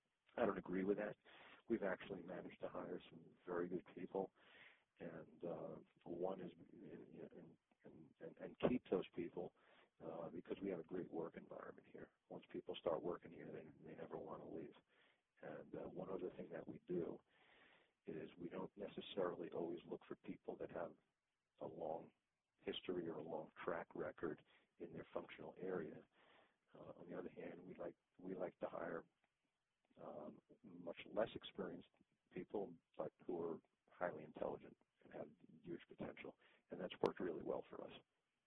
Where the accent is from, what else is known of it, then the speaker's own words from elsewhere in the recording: New York, United States; also born or lived in Boston / Italy / Israel; now in Florida, United States; In fact, I lived in Boston for 8 years before moving to Florida. I'm not originally from Boston, I'm originally from New York. And in between, I lived in Italy and in Israel.